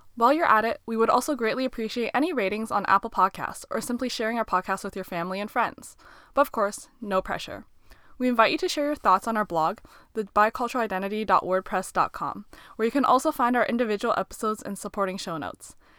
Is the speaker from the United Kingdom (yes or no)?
no; Canada; first language Mandarin; English is a second language; the area of Canada we were brought up in is not very Asian